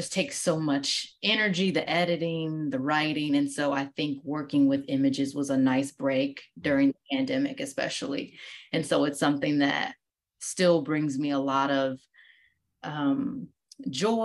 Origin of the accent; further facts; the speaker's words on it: Midwest, United States; also born or lived in Ohio / Wisconsin; So I am from the Midwest. I, growing up, lived in between Ohio and Wisconsin